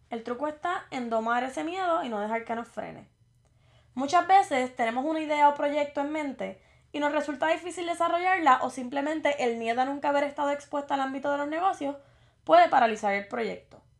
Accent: Morovis, Puerto Rico; now in Virginia, United States; tengo 28 años. Soy del pueblo de Morovis y resido en el estado de Virginia.

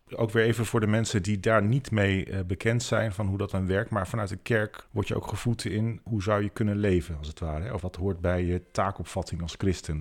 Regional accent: Veluwe, Gelderland, Netherlands; wij komen van de Veluwe en wonen vlak bij Ermelo.

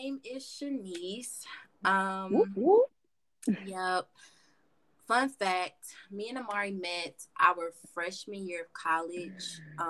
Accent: Atlanta, Georgia, United States; moved away as an adult; also born or lived in Mississippi; now in Montana, United States; I grew up in Atlanta. Okay, I was born in Mississippi. But I was raised in Atlanta, Georgia. Okay. I was born. I was raised in Atlanta, Georgia. And now I currently live

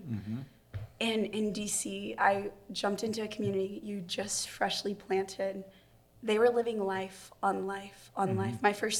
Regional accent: Waco, Texas, United States; now in Washington, D.C., United States; I am from Waco, Texas

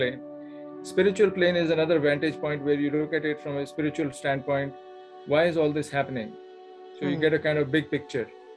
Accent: India; now in Plano, United States; Born and raised in India, now I live in the U.S. Plano, Texas is my home

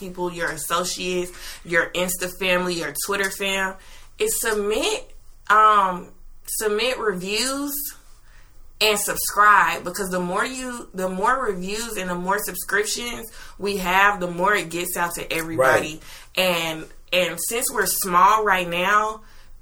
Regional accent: Metro Atlanta, Georgia, United States; also born or lived in Conyers, Georgia; I'm from Metro Atlanta. I was born in Gwinnett County

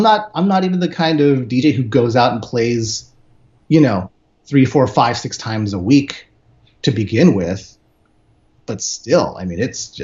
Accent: San Francisco, California, United States; now in Los Angeles, United States; Grew up in the Bay, living in LA now

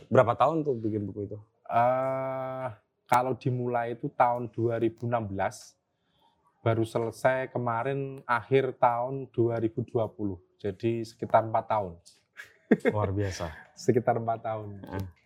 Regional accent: Dasun, Central Java, Indonesia; lahir di desa Dasun, {S1} hmm. {S0} kecamatan Lasem, Kabupaten Rembang.

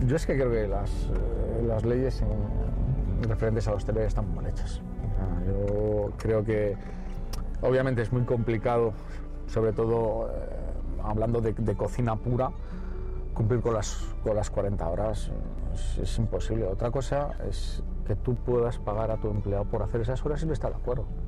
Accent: Guardo, Castile and León, Spain; moved away; also born or lived in Valladolid; cuando nací en Guardo rondaría los 12.000, 13.000 habitantes mínimo

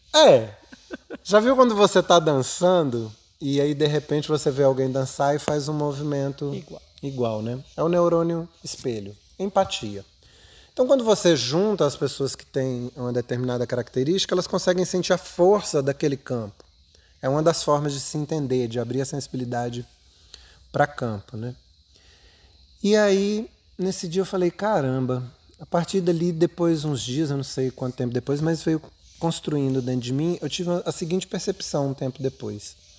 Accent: Brasília, Federal District, Brazil; Eu cheguei em Brasília em 70

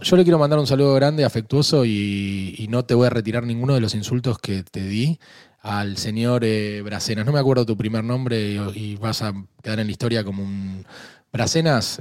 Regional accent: Argentina; Yo soy argentino

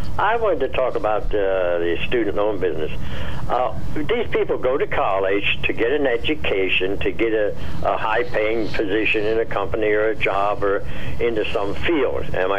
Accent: Mifflinburg, Pennsylvania, United States; I come over to Milton from Mifflinburg to carpentry school

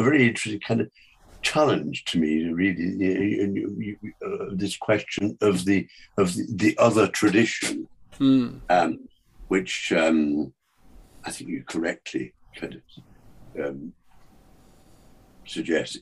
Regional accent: north of England, United Kingdom; one of the only two bookshops in my hometown, north of England

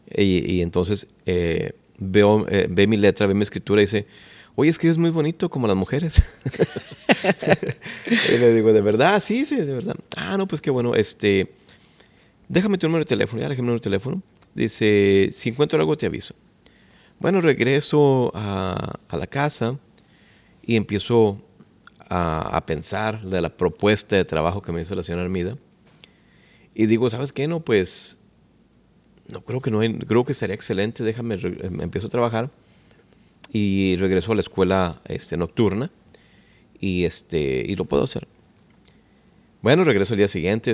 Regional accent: Ciudad Juárez, Chihuahua, Mexico; also born or lived in Los Angeles, California; now in Dallas, United States; yo nací en Ciudad Juárez, Chihuahua. Así es, somos norteños.

